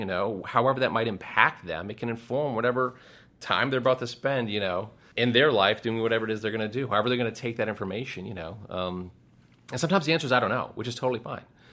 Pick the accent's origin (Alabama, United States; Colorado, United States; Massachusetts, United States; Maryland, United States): Massachusetts, United States; I'm from Massachusetts. I grew up in Massachusetts